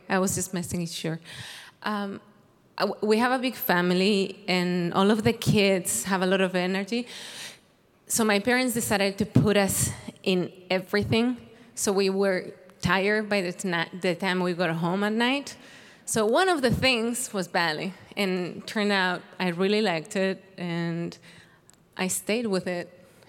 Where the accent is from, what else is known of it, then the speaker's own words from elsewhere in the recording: Vigo, Galicia, Spain; English is a second language; moved away as an adult; now in United States; Vigo, Galicia, Spain. It's beautiful, very rainy, but really beautiful.